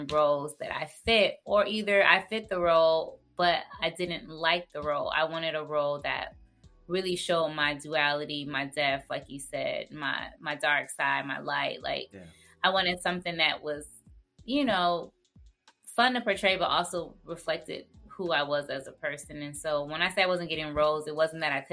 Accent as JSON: {"language": "English", "town": "Stockbridge", "region": "Georgia", "country": "United States", "tie": "born or raised there", "also_born_or_lived": "Jonesboro, Georgia", "said": "I grew up in Jonesboro, and then I moved to Stockbridge, which is in Henry County"}